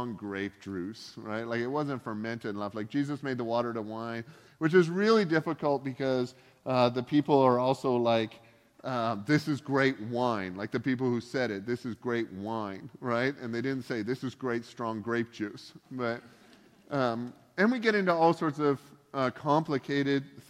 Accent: Canada; also born or lived in the South (United States); now in Pacific Northwest, United States; I grew up in Canada where the drinking age is kind of a suggestion.

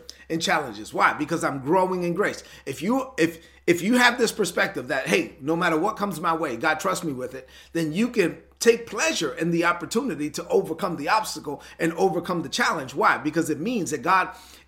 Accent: New York City, New York, United States; I'm from Brooklyn, so I have to talk like I'm from Brooklyn

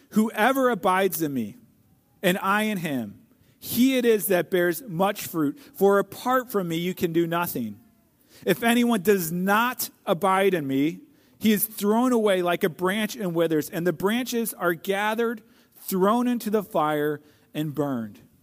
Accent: St. Louis, Missouri, United States; I grew up in Saint Louis

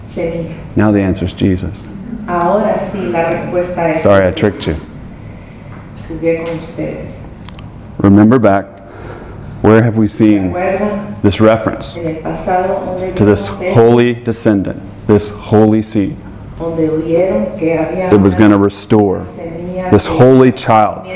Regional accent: Georgia, United States; now in California, United States; I'm from Georgia

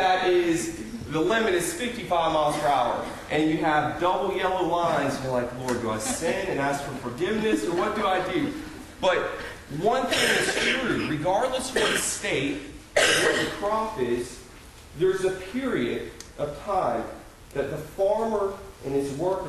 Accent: Orange Park, Florida, United States; moved away as an adult; also born or lived in Graceville, Florida; I grew up in Orange Park, Florida, which is a suburb of Jacksonville, Florida

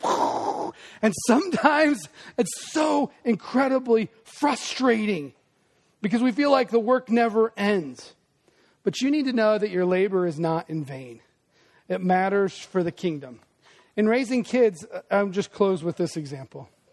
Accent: Des Moines, Iowa, United States; me who grew up in Des Moines

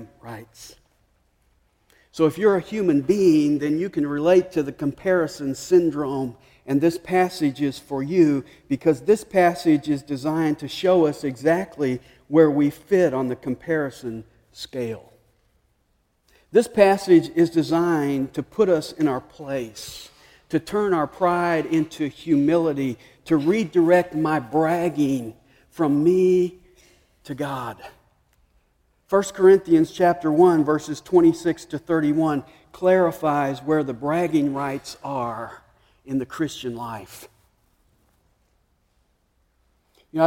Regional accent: Nashville, Tennessee, United States; moved away; I grew up in Nashville, so I grew up rooting for Vanderbilt

